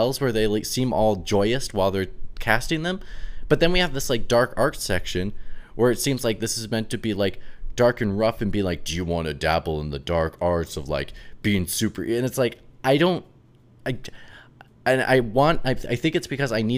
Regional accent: Minnesota, United States; moved away; my best friends from back home love Harry Potter, like back in Minnesota

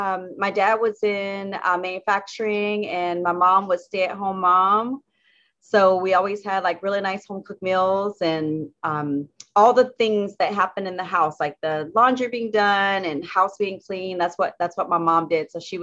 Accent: South Carolina, United States; now in Washington, United States; I'm a Southern Belle. I grew up in South Carolina, in a very rural part of South Carolina.

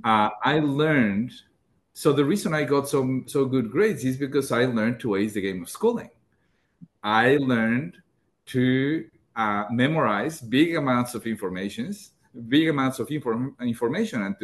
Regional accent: Mexico; moved away as an adult; in the most remote parts of my home country, Mexico. And then when I moved north

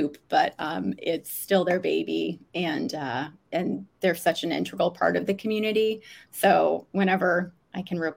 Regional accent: Vermont, United States; moved away as an adult; also born or lived in Washington, D.C. / Australia; I am from Vermont, born and raised, and grew up there

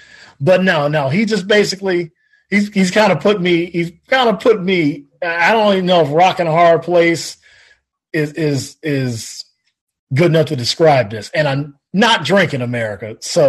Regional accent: Chicago, Illinois, United States

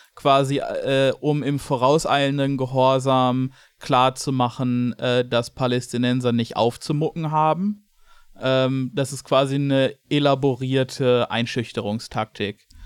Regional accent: Germany; als Deutscher

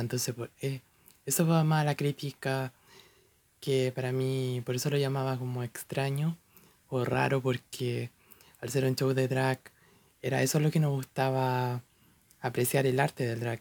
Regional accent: Chile; personalmente soy de Chile, un país en Latinoamérica

